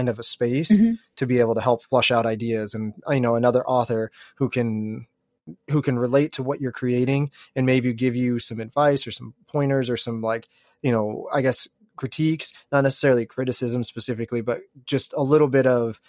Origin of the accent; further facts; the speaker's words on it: Lawrence, Kansas, United States; I'm from Lawrence, which is like half hour away